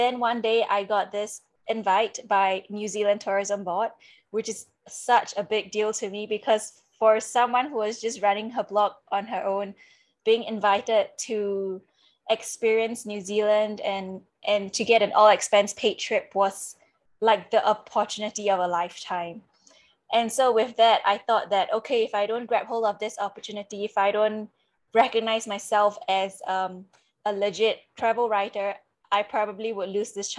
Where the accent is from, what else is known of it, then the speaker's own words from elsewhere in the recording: Singapore; moved away; I'm originally from Singapore and I did my semester in France